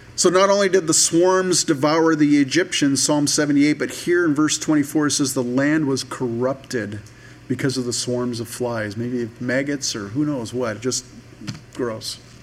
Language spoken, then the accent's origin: English; United States; we're American Christians.